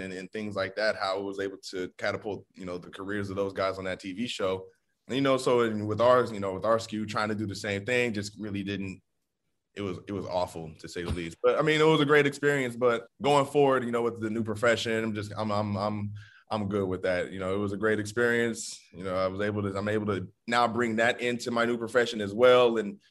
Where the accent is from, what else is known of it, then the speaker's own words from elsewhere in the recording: California, United States; now in Manhattan, United States; I'm from California, went to school in Kansas, which was a culture shock for me. You know, where I'm from in Cali, it doesn't get cold. It doesn't snow.